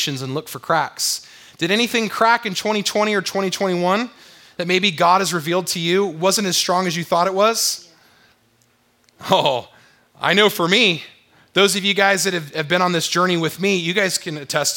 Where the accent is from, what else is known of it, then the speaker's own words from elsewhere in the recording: San Diego, California, United States; moved away as an adult; also born or lived in Wyoming / Texas; now in Utah, United States; I grew up in La Jolla, California, in San Diego